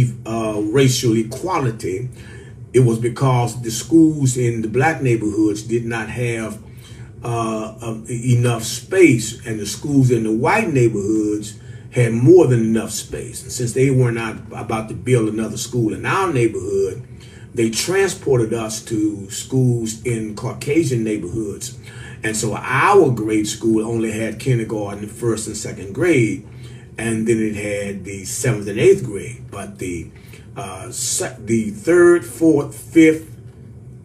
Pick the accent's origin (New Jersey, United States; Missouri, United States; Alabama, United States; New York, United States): Missouri, United States; St. Louis; now in Virginia, United States; I am from St. Louis, Missouri, which is right out there in the Midwest on the Mississippi River